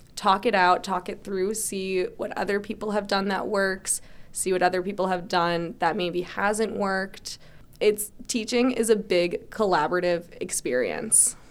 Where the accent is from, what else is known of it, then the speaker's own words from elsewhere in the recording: Barnstable, Massachusetts, United States; also born or lived in Springfield, Massachusetts; I'm from Barnstable. So I was actually born in Springfield, Mass, so I'm not technically a native, but I consider it because I moved here when I was one, but I've lived in Barnstable my whole life